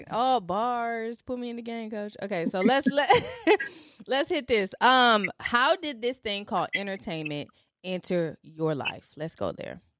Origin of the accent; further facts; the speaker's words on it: Franklin, Tennessee, United States; okay, yeah, I was raised